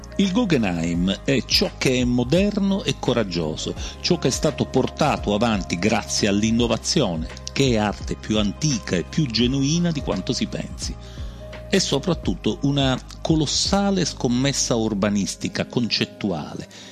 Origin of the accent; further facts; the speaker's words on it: Sicily, Italy; da noi in Sicilia